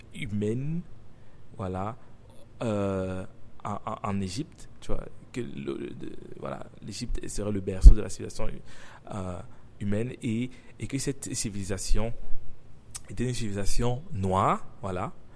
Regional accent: Cameroon; first language French; je suis africain, j'ai grandi au Cameroun

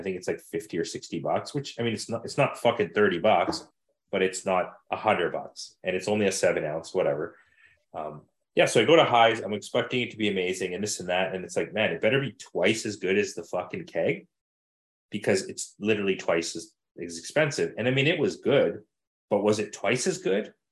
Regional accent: Manitoba, Canada; you know I'm from Manitoba

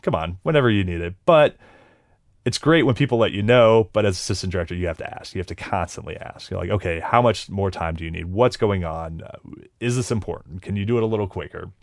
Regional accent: Ohio, United States; growing up in Ohio

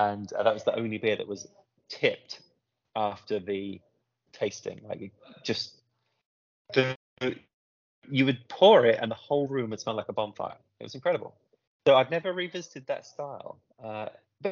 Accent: Southampton, South East England, United Kingdom; moved away as an adult; now in United States; I'm from Southampton, so that's south coast of England

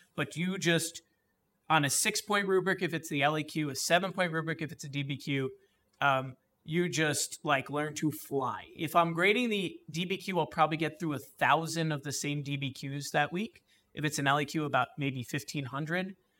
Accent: East Brunswick, New Jersey, United States; I grew up in East Brunswick, New Jersey

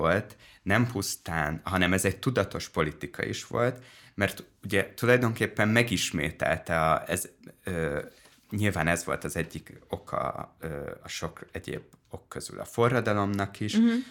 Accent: Dunaújváros, Fejér, Hungary; a Liszt Ferenc kertben nőttem föl nagyobb rész Dunajvárosban

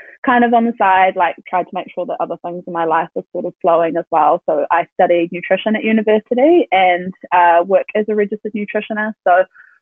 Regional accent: Tauranga, Bay of Plenty, New Zealand; now in Auckland, New Zealand; I'm originally from Tauranga, but we live in Auckland

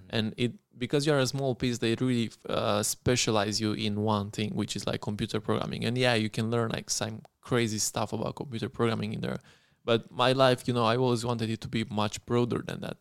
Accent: Craiova, Dolj, Romania; moved away as an adult; also born or lived in Zurich; I was from Craiova

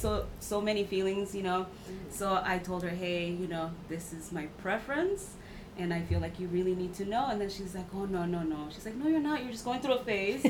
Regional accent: Mexico; now in United States; I was raised in Mexico for a few years

